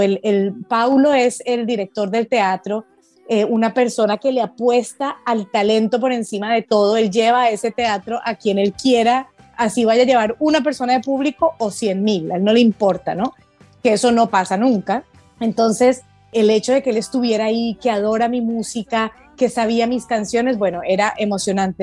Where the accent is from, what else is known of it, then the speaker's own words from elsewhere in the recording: Colombia; que no tenemos en Colombia